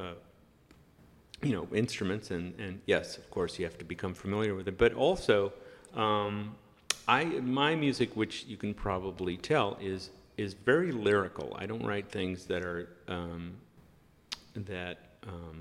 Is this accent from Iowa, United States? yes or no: no; Long Beach, California, United States; I grew up in Southern California in the 60s and also the early 70s